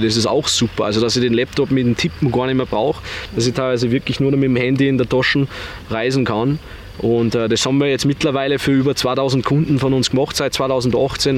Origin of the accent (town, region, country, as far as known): Bad Aussee, Styria, Austria; moved away as an adult; also born or lived in Vienna